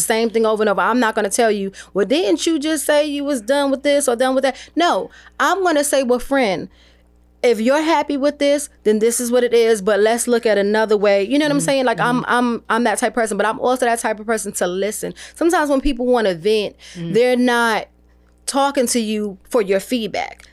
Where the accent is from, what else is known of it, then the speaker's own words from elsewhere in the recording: New York, United States; I'm originally from New York